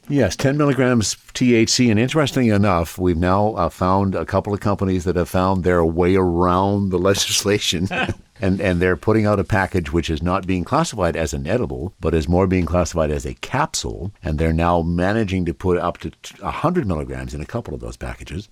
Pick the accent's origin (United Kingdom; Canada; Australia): Canada; the Kootenays, British Columbia; moved away; I am originally from the Kootenays